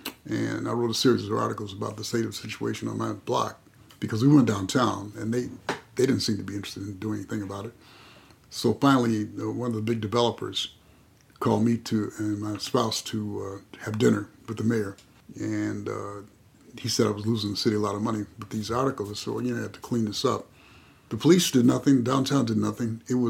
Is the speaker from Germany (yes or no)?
no; El Cerrito, California, United States; I came from El Cerrito, where, you know, the neighborhoods were safe and the police saw to it that they were safe.